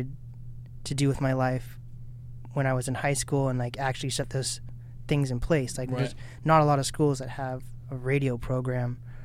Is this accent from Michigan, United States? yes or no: no; Mercer Island, Washington, United States; also born or lived in Kirkland, Washington; now in Snohomish, United States; I grew up like my entire life on the island almost